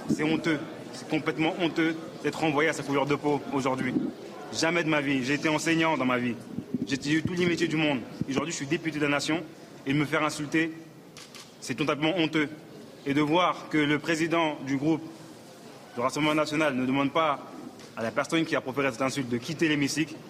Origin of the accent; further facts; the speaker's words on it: France; Je suis né en France, je suis député français